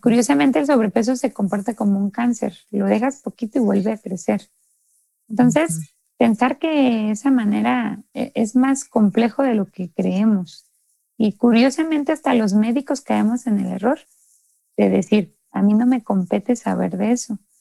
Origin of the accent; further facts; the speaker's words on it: Mexico; nosotros como mexicanos